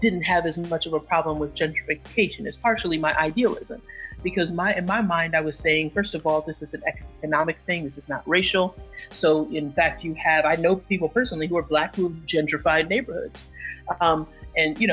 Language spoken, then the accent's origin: English; New York City, New York, United States; my hometown, and even in the borough of Brooklyn